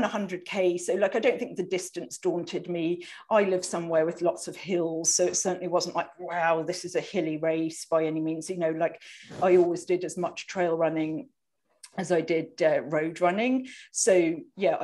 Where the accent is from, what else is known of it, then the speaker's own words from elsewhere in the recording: United Kingdom; now in Vancouver, Canada; I'm British, as you people can probably hear, but I live in Vancouver, Canada